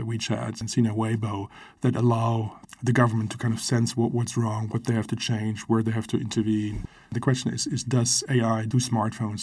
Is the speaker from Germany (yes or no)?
yes; Germany; I grew up in Germany, and when the wall was still up